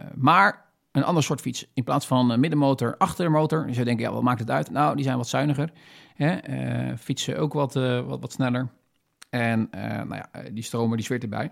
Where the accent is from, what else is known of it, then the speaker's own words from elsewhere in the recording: Netherlands; wij hebben natuurlijk als, als Nederlanders of Wester, eh, Westerlingen